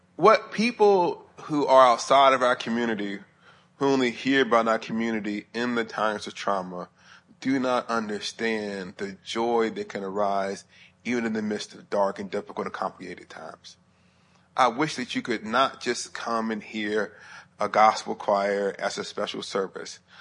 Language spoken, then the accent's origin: English; Huntsville, Alabama, United States; moved away as an adult; also born or lived in Sewanee, Tennessee; I was living in Huntsville, Alabama, up to where I went to school at the University of the South. in Swanee, Tennessee, it's about an hour and ten minutes from my hometown to where my university was